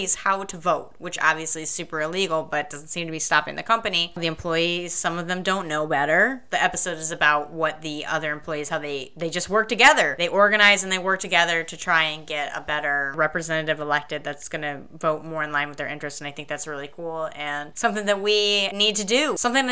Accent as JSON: {"language": "English", "town": "Flint", "region": "Michigan", "country": "United States", "tie": "born or raised there", "said": "I grew up in Flint, Michigan, home of the UAW, United Auto Workers, White Shirt Strike"}